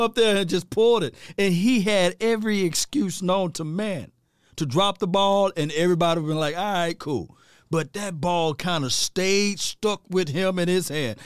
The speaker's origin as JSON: {"language": "English", "region": "Mississippi", "country": "United States", "said": "I'm from Mississippi from the sip"}